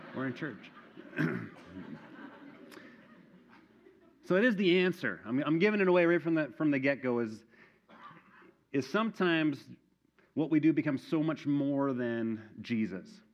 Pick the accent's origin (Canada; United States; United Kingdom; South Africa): Canada; Manitoba; moved away; my hometown in Manitoba